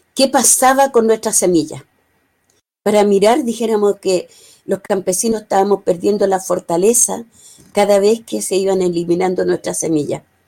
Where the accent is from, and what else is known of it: Chile